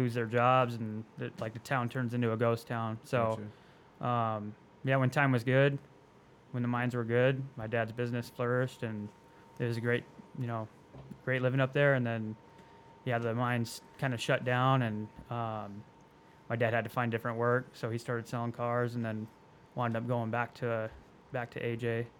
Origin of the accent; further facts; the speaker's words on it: Apache Junction, Arizona, United States; also born or lived in Globe, Arizona; I was born and raised here in Arizona, in Apache Junction.